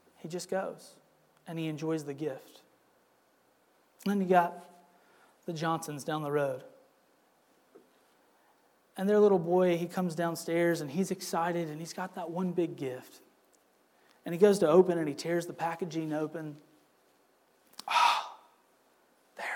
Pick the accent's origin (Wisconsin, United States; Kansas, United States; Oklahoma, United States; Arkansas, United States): Wisconsin, United States; now in Southern United States; Growing up in Wisconsin